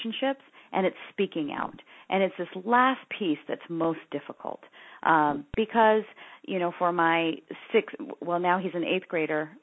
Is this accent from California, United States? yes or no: yes; San Francisco Bay Area, California, United States; I grew up in the San Francisco Bay Area before the tech boom